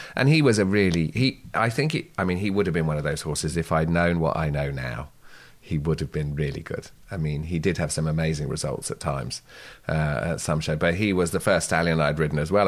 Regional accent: Guernsey; I come from Sark

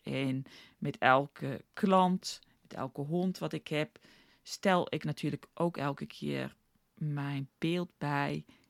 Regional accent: South Africa; moved away as an adult; now in Netherlands; ik ben geboren in Nederland opgegroeid in Zuid-Afrika.

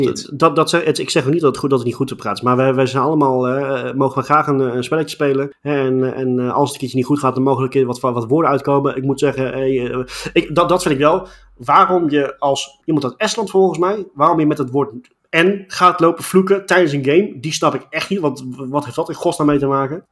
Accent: Netherlands; ons als Nederlanders

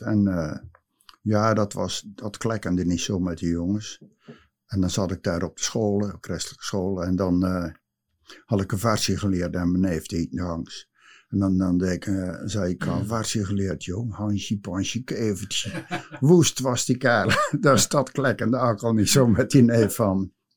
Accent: Nieuwe-Tonge, South Holland, Netherlands; geboren in Nieuwe Tongen in de Groene Wacht in 1945

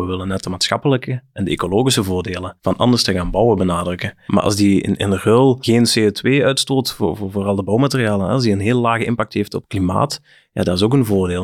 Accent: Flanders, Belgium; bij ons in Vlaanderen

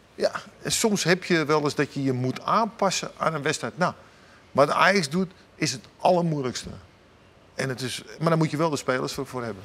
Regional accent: Amsterdam, North Holland, Netherlands; ik ben Amsterdammer

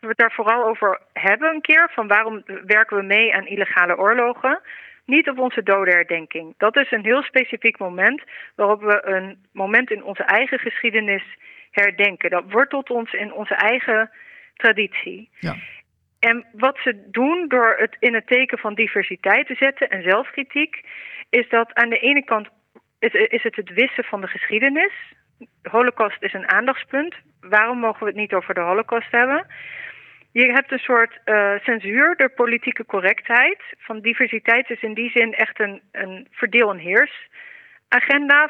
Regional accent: Netherlands; als Nederlanders

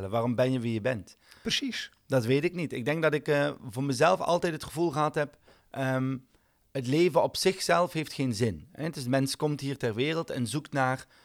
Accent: Belgium; ik ben een Belg die geen bier drinkt.

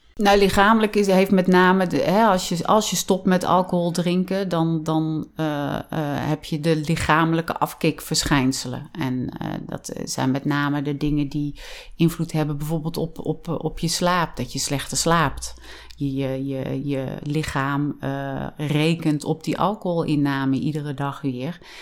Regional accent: Vught, North Brabant, Netherlands; also born or lived in Wijk en Aalburg; now in Drunen, Netherlands; Ik ben opgegroeid in Vught

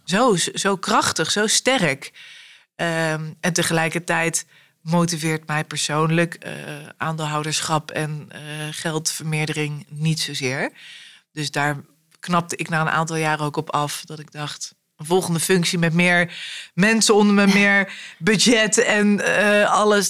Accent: Arnhem, Gelderland, Netherlands; ik ben in Arnhem opgegroeid

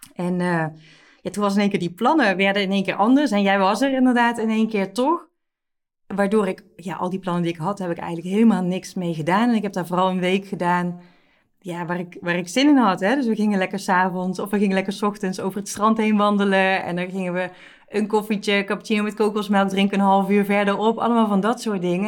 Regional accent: Netherlands; wij als Nederlanders

